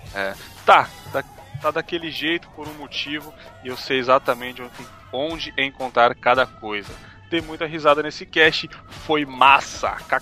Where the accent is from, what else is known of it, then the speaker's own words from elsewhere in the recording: São Paulo, Brazil; moved away as an adult; now in Cachoeiro de Itapemirim, Brazil; eu sou da favela, mano. Eu sou da região do Ucho aí. Mas infelizmente eu não estou mais em São Paulo